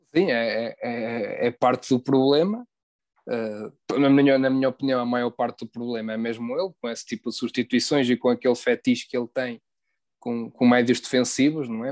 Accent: Portugal; como português

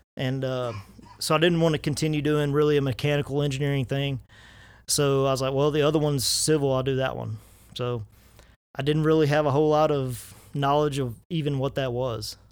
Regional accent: Lufkin, Texas, United States; moved away as an adult; also born or lived in Hudson, Texas; I grew up in Lufkin and went to school in Hudson.

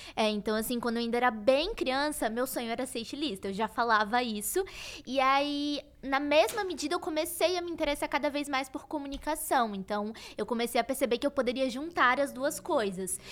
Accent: Salvador, Bahia, Brazil; eu sou de Salvador, então é, nossa, anos atrás seria muito difícil eu ter um acesso nacional na moda morando em Salvador

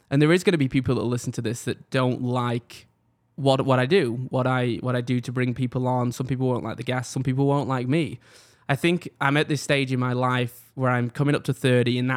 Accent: England, United Kingdom; born there; But if I take you back, I was born in England. As a lot of people know, um, typically when I go out, I tell people I'm from Manchester. It's kind of the nearest city to me

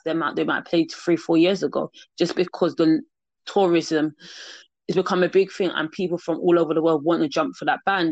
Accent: England, United Kingdom; I'm from England, because of the language I speak and how I speak

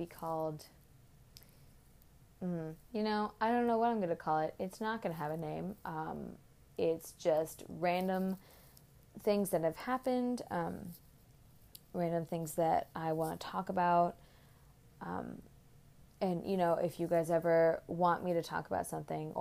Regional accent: Oakland, California, United States; now in Boston, United States; I'm from Oakland, California

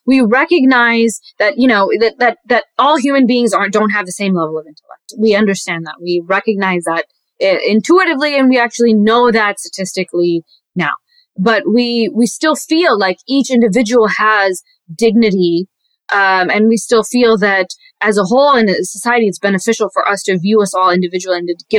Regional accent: Pakistan; born there; I was born in Pakistan, so that means that I'm not.

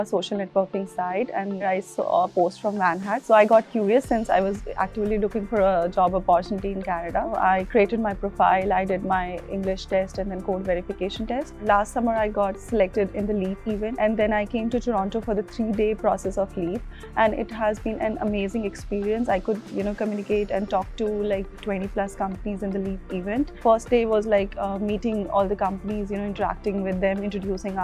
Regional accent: New Delhi, Delhi, India; I'm from New Delhi, India

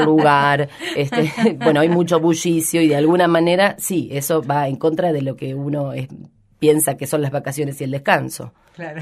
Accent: Rojas, Buenos Aires Province, Argentina; now in Rosario, Argentina; hace muchísimos años que vivo acá, pero yo soy de Rojas, que es una ciudad pequeña de la provincia de Buenos Aires

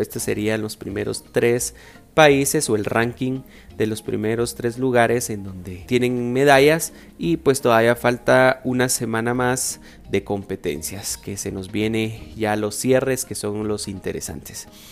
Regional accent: Guatemala; nosotros como guatemaltecos

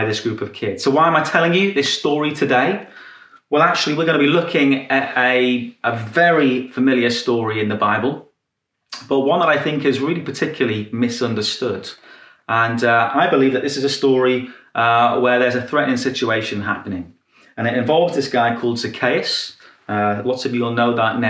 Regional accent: Newcastle upon Tyne, North East England, United Kingdom; this was a rough neighborhood. This was the second roughest neighborhood in the whole of Newcastle.

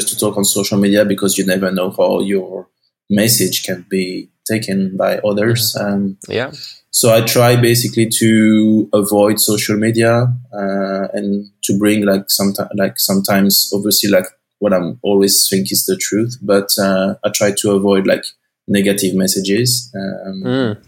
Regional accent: northern France, France; English is a second language; moved away as an adult; also born or lived in Glasgow, Scotland; now in Portugal; I'm originally from France, for the north part.

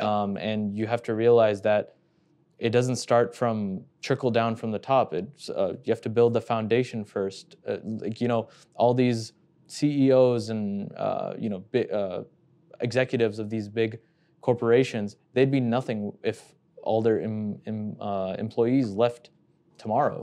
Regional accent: Houston, Texas, United States; now in Chicago, United States; coming from Houston

